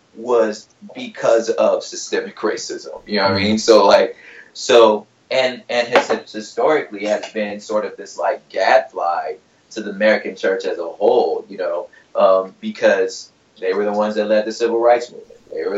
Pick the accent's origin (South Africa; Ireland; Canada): Ireland; born there; I just happened to be born in Ireland. You know what I'm saying? My parents were in the military, and I was born in Ireland.